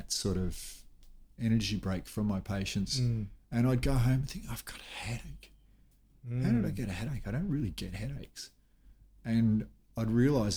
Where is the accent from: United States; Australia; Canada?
Australia; Melbourne, Victoria; now in Cairns, Australia; We lived in a suburb in what was then outer Melbourne when I grew up in Blackburn.